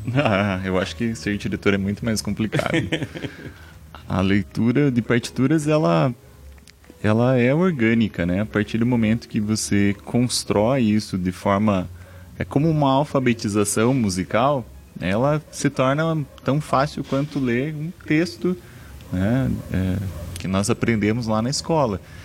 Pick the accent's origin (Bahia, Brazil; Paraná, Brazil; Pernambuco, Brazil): Paraná, Brazil; Palmeira; moved away as an adult; now in Ponta Grossa, Brazil; na cidade onde eu nasci, que é Palmeira, 40 quilômetros de Ponta Grossa